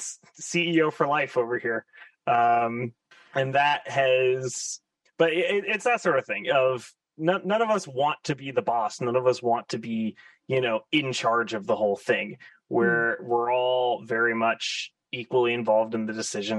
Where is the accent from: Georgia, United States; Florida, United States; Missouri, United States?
Florida, United States; moved away as an adult; also born or lived in San Francisco area, United States; I've since moved home to where I grew up in Florida.